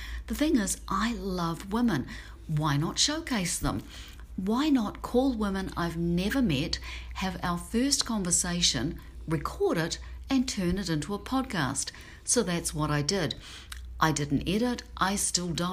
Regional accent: New Zealand; moved away; I'm from New Zealand

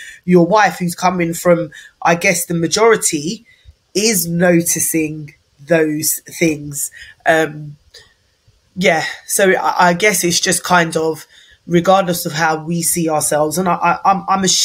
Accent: United Kingdom; I am Black British, and I'm Black British because I'm only in this country by virtue of British colonialism

